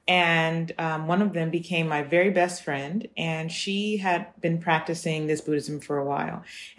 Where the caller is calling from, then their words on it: Los Angeles, California, United States; I'm 32 years old and, well, 32 and a half. And I'm calling from Los Angeles, California right now.